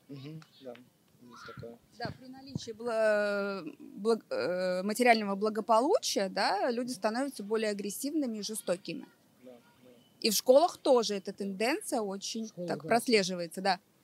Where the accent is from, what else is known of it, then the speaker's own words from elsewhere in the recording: Riga, Latvia; Я из Риги